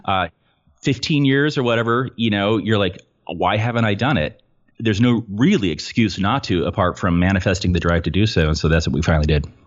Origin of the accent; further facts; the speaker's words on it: Petaluma, California, United States; I'm from Petaluma, California, and what you may or may not know about Petaluma, uh, we're north of San Francisco a little bit